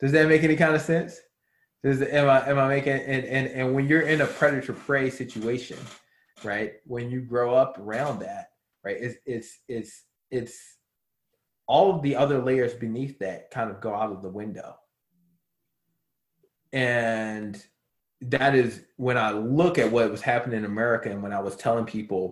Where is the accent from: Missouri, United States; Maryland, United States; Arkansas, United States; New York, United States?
Maryland, United States; Baltimore; now in Arizona, United States; not Chicago, Baltimore